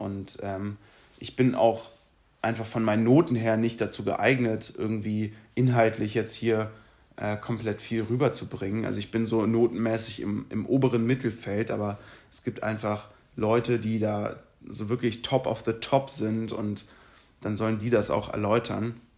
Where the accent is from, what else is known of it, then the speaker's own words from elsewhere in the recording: Berlin, Germany; moved away as an adult; now in Munich, Germany; ich bin in Berlin geboren, 2015 nach München gezogen